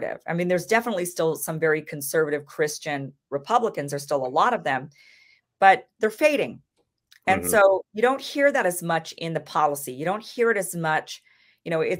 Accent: Idaho, United States; I grew up in Idaho

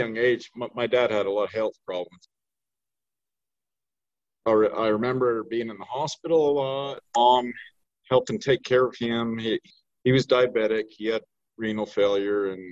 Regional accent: Gunnison, Utah, United States; Born and raised in Gunnison, Utah, still living here

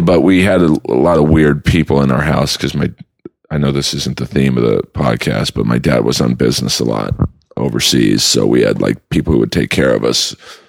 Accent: Los Angeles, California, United States; I grew up in Bel Air. But when I say that, everyone thinks, oh, you're rich. My long story short, my dad, Bel Air in like the 60s was just a hillside. There's no homes.

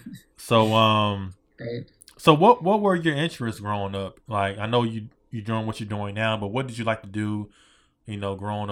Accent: Hampton, Virginia, United States; I'm from Virginia. I'm from Hampton, Virginia. So, you know, Virginia Beach, Norfolk, like that area.

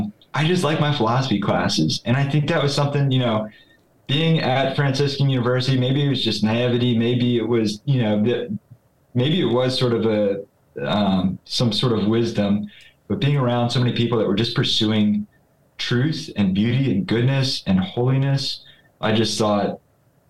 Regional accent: Philadelphia, Pennsylvania, United States; I'm originally from, since I was 4 years old, I've lived in Philadelphia, Pennsylvania, suburbs of Philadelphia

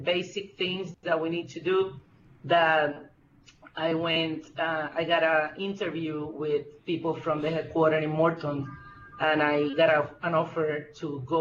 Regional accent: Puerto Rico; moved away as an adult; also born or lived in Michigan, United States / Miami, United States; now in United States; I'm originally from Puerto Rico. I came to United States 23 years ago to do my master's degree in Michigan.

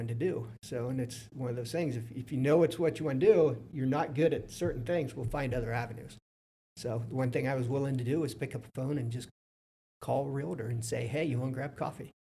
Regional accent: Fredericktown, Ohio, United States; also born or lived in Columbus, Ohio; I was born in Fredericktown, Ohio. Yeah, I grew up in Fredericktown

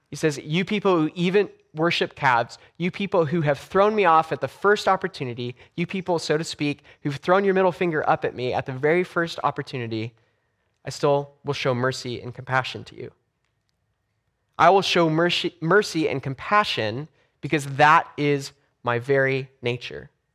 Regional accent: Los Angeles, California, United States; moved away; when I grew up in Los Angeles. So I grew up in, in Southern California, about two miles from the beach.

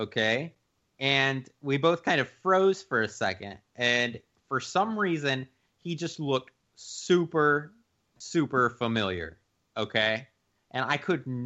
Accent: Temple, Texas, United States; my hometown of Temple whenever I was like 15 or 16

